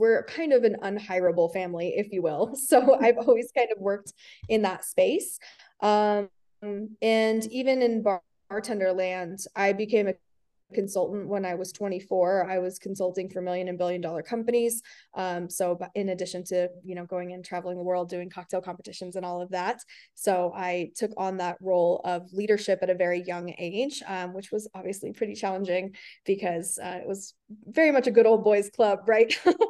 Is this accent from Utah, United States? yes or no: no; Reno, Nevada, United States; also born or lived in California; I'm from Reno, Nevada, and okay. I'm still here. I lived in California for a while, but I'm back now, back in my hometown